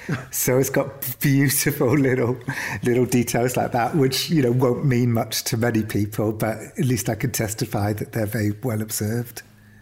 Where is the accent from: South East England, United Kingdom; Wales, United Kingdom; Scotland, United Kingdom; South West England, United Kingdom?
Wales, United Kingdom; Cardiff; But I don't think my accent's particularly Welsh anyway, even though I grew up in Wales. I grew up in Cardiff